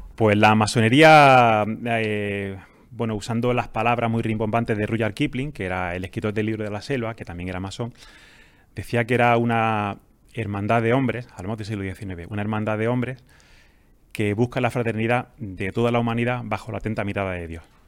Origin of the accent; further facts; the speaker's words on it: Jaén, Andalusia, Spain; also born or lived in Granada; now in Almería, Spain; yo soy de Jaén. Ah, eh, pues, estudié en Granada y ahora vivo en Almería